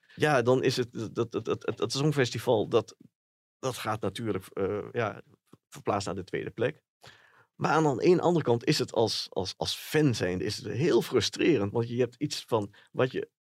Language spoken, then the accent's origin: Dutch; Enschede, Overijssel, Netherlands; dat ik uit Enschede kwam